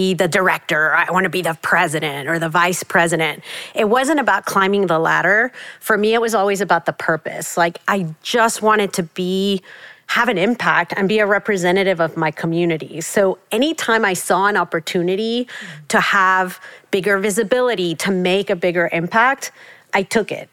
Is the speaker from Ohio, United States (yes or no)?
no; South Texas, United States; also born or lived in Mexico City, Mexico; coming to the States as a Mexican immigrant and, you know, growing up in South Texas